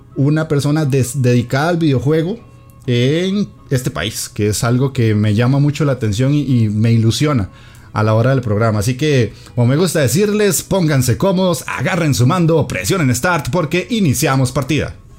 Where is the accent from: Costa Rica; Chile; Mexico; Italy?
Costa Rica; aquí en mi país